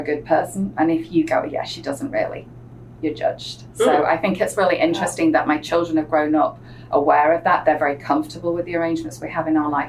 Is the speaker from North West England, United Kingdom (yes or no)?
yes; between Manchester and Liverpool, North West England, United Kingdom; accent: English; moved away as an adult; now in United States; I'm originally a native of the northwest of England, halfway between Manchester and Liverpool